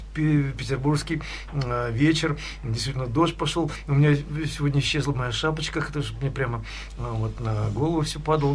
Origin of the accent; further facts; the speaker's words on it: Severodvinsk, Arkhangelsk Oblast, Russia; now in Edinburgh, United Kingdom; Я родился э, в Архангельской области, в городе Северодвинске.